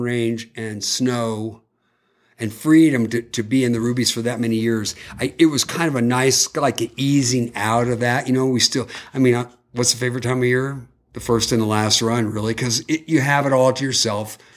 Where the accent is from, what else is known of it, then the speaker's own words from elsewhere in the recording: California, United States; I'm from California